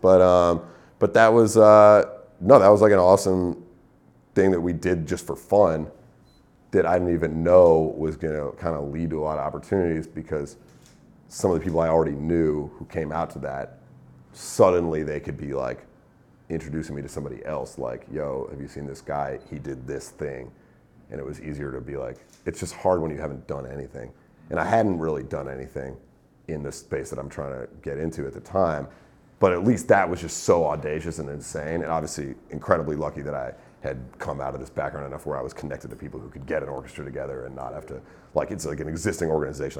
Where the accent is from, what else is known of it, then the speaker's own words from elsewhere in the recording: Northeast, United States; moved away as an adult; also born or lived in New York; now in Los Angeles, United States; I'm from the Northeast